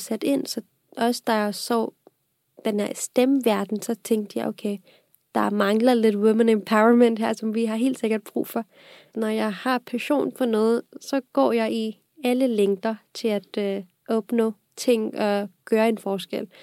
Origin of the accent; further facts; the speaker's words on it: Pakistan; now in Denmark; jeg kommer oprindeligt fra Pakistan. Og jeg har boet i Pakistan også på grund af mit fars job, så jeg flyttede her til Danmark i 2010